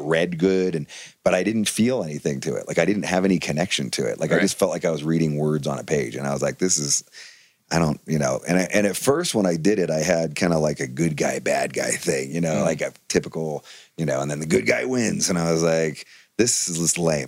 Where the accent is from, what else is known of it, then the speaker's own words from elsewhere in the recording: Bay Area, California, United States; growing up in the Bay Area